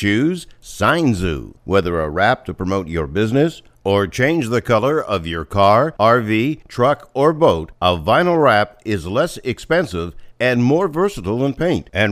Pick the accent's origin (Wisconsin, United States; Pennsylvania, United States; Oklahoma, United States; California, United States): Pennsylvania, United States; my hometown in Pennsylvania at a theater called the Warner Theater.